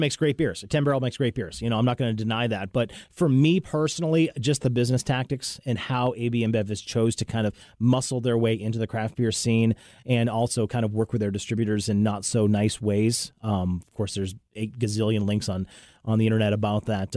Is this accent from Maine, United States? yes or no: yes; Bangor, Maine, United States; moved away; I was born in Bangor, so uh, the the the great state of Maine